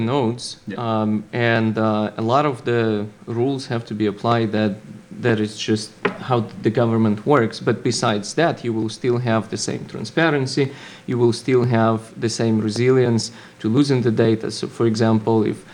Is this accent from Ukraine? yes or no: yes; Ukraine; moved away as an adult; now in United States; Originally, I'm from Ukraine, and I had a little startup there that got acquired and brought me to the United States